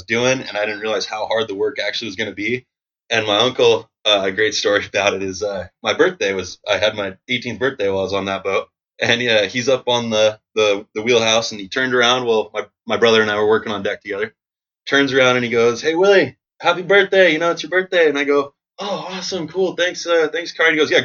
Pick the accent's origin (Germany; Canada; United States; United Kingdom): United States; Shoreline, Washington; also born or lived in Ballard, Seattle, Washington; I was raised just up the street in Shoreline. So I lived there with my family, my older brother, my older sister, and my mom and dad for the same house. Grew up in the same house the whole time until I moved out.